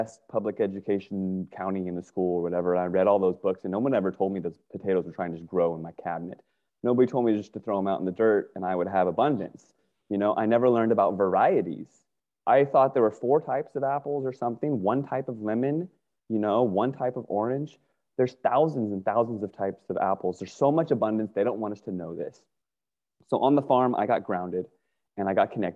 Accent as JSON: {"language": "English", "region": "Northern Virginia", "country": "United States", "tie": "born or raised there", "said": "I grew up in Northern Virginia"}